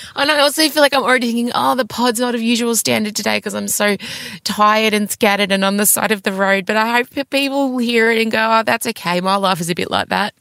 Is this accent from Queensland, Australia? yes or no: no; Melbourne, Victoria, Australia; I'm from Melbourne